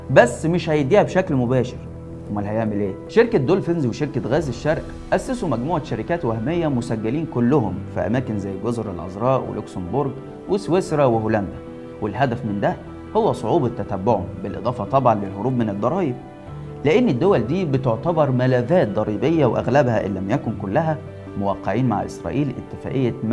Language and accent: Arabic; Egypt; عملته فينا احنا كمصريين